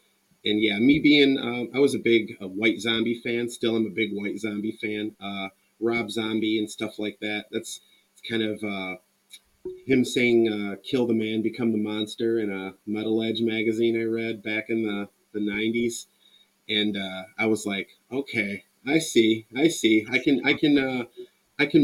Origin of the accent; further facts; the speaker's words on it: Port Huron, Michigan, United States; I'm from Michigan, Port Huron, Michigan. St. Clair County